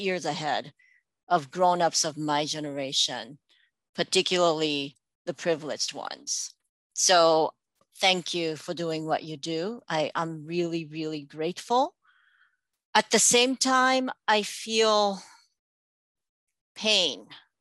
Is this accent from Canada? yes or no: no; Japan; English is a second language; now in United States; I'm from Japan. But then after I hit that point where I'd spent more time in this country than I did in my home country